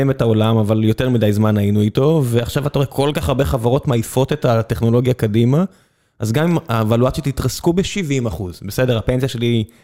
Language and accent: Hebrew; southern Israel, Israel; כדרומי, אה, ליבי איתם